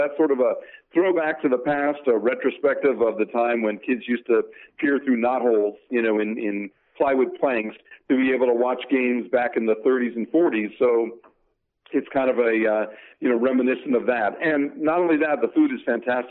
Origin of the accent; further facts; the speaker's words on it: Connecticut, United States; I grew up in Connecticut, a diehard Yankee fan